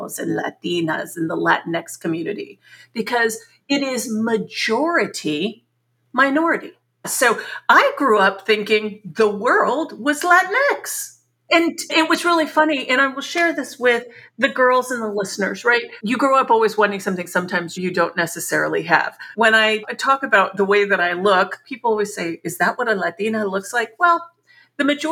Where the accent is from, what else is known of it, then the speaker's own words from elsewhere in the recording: San Antonio, Texas, United States; moved away as an adult; also born or lived in Chicago; We grew up also in San Antonio, Texas, a very middle-class existence